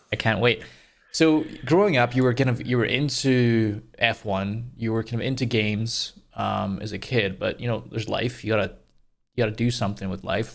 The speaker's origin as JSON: {"language": "English", "region": "Scotland", "country": "United Kingdom", "said": "coming from Scotland"}